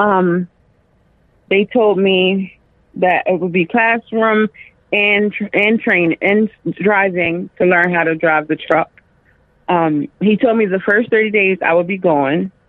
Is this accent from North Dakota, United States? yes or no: no; Dover, Delaware, United States; I'm from Dover, Delaware.